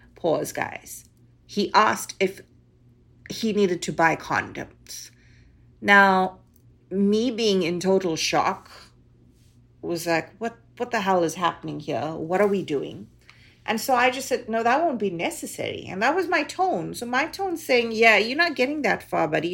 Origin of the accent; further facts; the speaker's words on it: South Africa; now in Canada; being a South African Indian girl